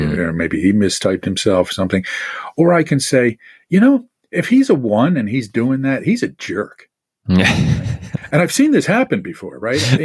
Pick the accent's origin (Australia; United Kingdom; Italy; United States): United States; Northeast; I'm from the Northeast